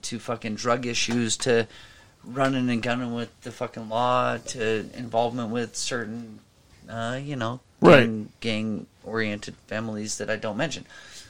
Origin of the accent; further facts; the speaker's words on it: Idaho, United States; moved away; also born or lived in Oregon; I was born in Idaho, but I bleed green.